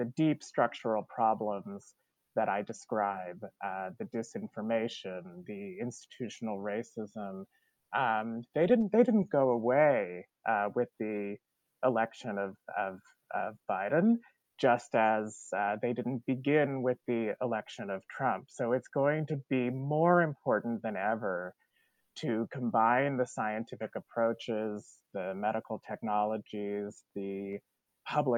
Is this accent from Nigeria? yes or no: no; Canada; now in United States; as a Canadian who is an immigrant to the United States